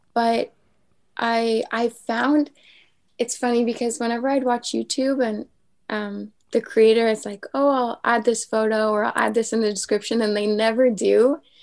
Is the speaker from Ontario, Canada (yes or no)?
no; a small town off the island of Montreal, Quebec, Canada; now in Montreal, Canada; I grew up in a very small town off the island of Montreal